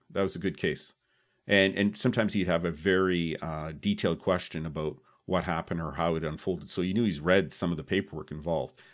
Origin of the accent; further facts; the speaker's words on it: Oakville, Ontario, Canada; we're both from Oakville